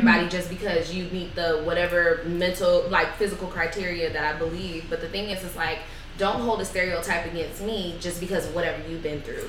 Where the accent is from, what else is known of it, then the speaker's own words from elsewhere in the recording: Bay Area, California, United States; growing up in Bay Area